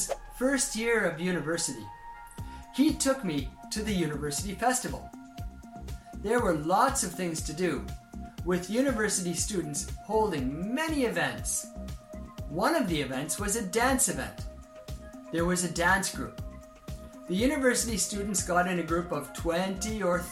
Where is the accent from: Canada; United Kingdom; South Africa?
Canada; now in Japan; growing up in Canada